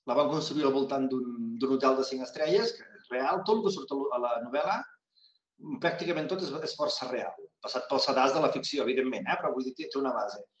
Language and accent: Catalan; Cassà de la Selva, Catalonia, Spain; Jo soc de Caçà de la Selva. Caçà de la Selva està tocada a la Costa Brava i que és un lloc que hi ha moltes d'urbanitzacions.